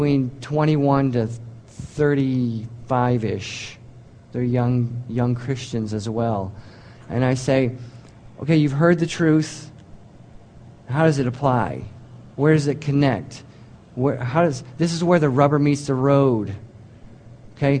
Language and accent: English; United States; I'm an American